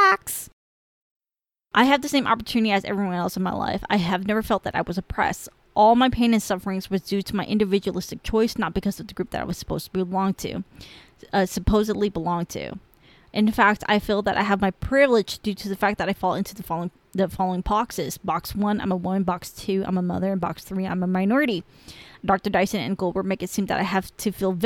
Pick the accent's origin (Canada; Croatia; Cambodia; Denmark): Cambodia; first language Khmer; English is a second language; now in United States; I'm Cambodian